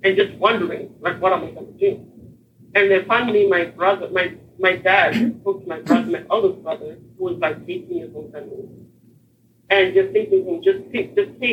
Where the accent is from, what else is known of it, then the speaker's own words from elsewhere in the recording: Harare, Zimbabwe; now in Texas, United States; I was born and raised in Harare, Zimbabwe, which is Southeast Africa.